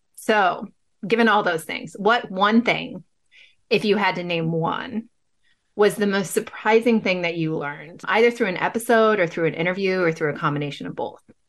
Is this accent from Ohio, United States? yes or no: no; Pasadena, California, United States; now in Bay Area, United States; growing up, right, in Pasadena